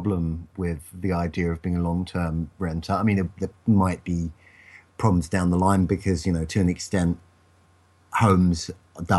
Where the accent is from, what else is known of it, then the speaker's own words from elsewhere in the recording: Romford, London, United Kingdom; I grew up in Romford, the sort of Essex edge of London.